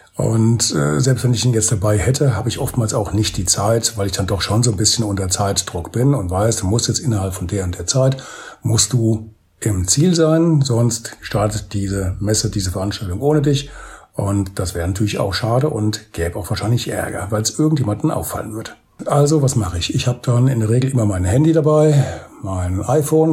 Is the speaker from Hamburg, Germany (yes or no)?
no; Bad Orb, Hesse, Germany; meine Heimatstadt für Bad Orb